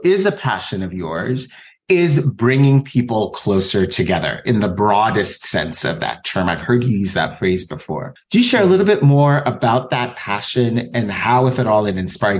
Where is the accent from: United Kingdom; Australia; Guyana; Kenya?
Kenya; I actually went to an international school as well, growing up in Kenya.